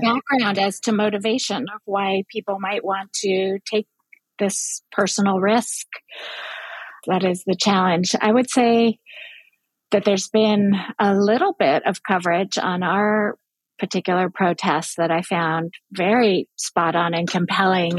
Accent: Berkeley, California, United States; now in New York, United States; Even as a child, I grew up in Berkeley, California

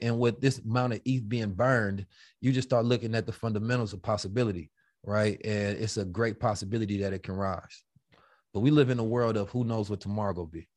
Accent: Oakland, California, United States; I'm from Oakland

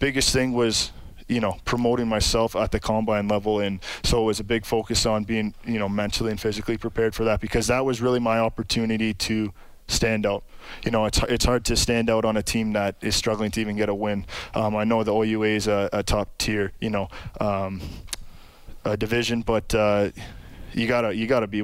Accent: Sault Ste. Marie, Ontario, Canada; Sault Ste. Marie, Ontario, a little northern town, population of about 75,000

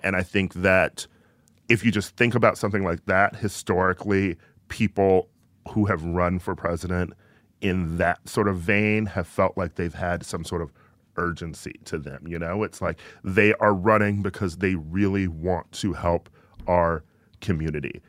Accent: Midwest, United States; I'm from the Midwest.

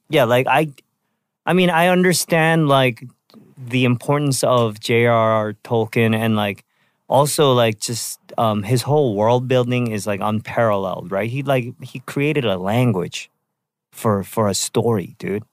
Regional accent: Vancouver, British Columbia, Canada; when I was a kid, um, growing up in Vancouver

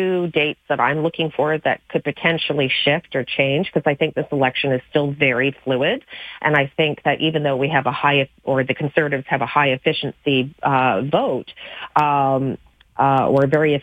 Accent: Western Canada, Canada; I lead as a Western Canadian

